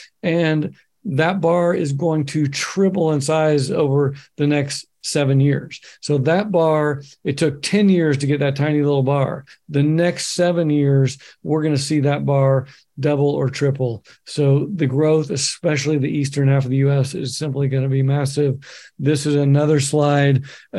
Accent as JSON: {"language": "English", "town": "Bend", "region": "Oregon", "country": "United States", "tie": "born or raised there", "said": "I can look at my hometown, Bend, Oregon, 80,000 people in the middle of nowhere."}